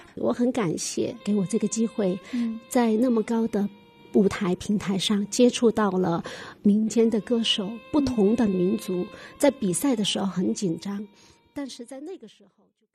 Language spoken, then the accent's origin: Chinese; Jinping and Tianzhu area, Guizhou, China; 在我们的锦屏，呃，天柱一带，我们的北部方言地区